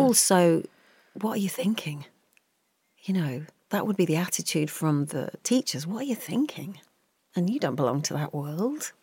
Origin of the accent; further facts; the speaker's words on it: just outside of West London, United Kingdom; I grew up just outside of West London, if you were heading towards Heath, Heathrow Airport, that sort of neck of the woods